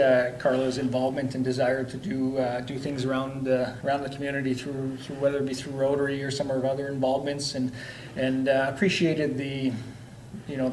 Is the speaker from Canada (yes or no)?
yes; Lloydminster, Canada; born and raised here in Lloyd too